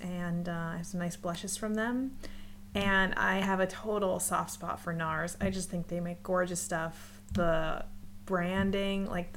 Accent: United States; now in Canada; I live in Canada, but I'm American

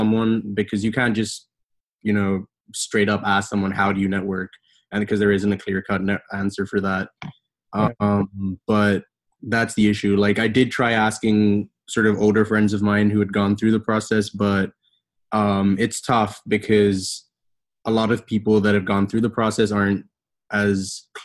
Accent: Bahrain; moved away as an adult; now in United States; I'm originally from Bahrain, lived there all my life, and then decided to come to the States for undergraduate studies.

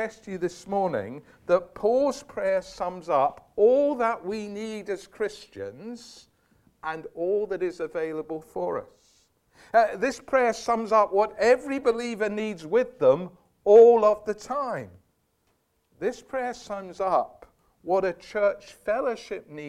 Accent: Scotland, United Kingdom; I was brought up in Scotland

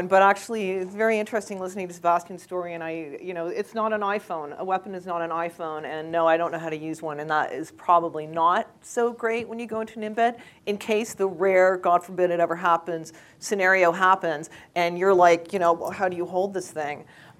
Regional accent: Canada; now in United States; I'm from Canada, so until I moved to the United States, I'd never even seen a gun live.

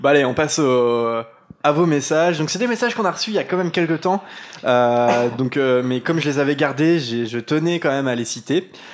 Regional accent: Normandy, France; moved away as an adult; also born or lived in Caen; now in Lyon, France; on est normand, on est en Normandie

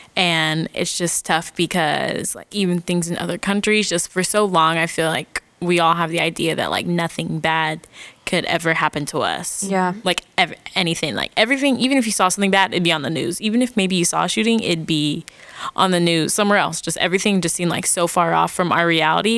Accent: Phoenix, Arizona, United States; I'm from Phoenix, Arizona

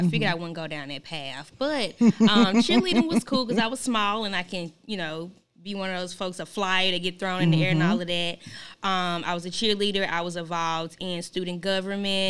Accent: Memphis, Tennessee, United States; So I'm a South Memphis baby.

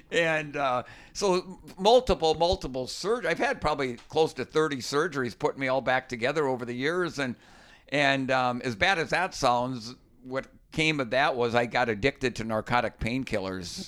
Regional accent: Minnesota, United States; When I grew up fishing in Minnesota, ice fishing, it was sitting on a five-gallon bucket

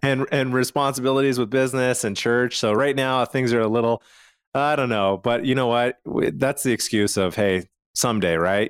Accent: Calgary, Alberta, Canada; I'm from Calgary, Canada

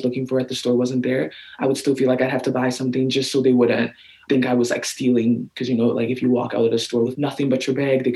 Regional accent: Regina and Saskatoon, Saskatchewan, Canada; I grew up in Regina and Saskatoon, like elementary and high schools

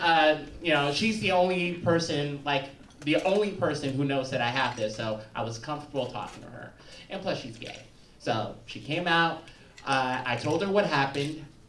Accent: Chicago, Illinois, United States; I'm from the South Side of Chicago, but I also like spent about ten years in the South Suburbs.

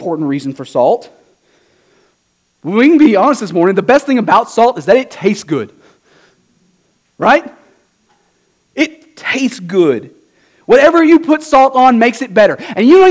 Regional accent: Southeast Texas, United States; moved away; I'm from Southeast Texas

